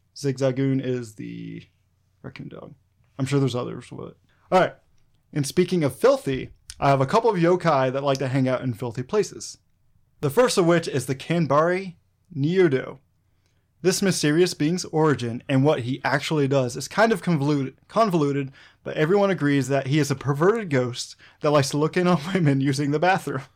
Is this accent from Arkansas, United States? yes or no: yes; Arkansas, United States; a guy who's been born and raised in Arkansas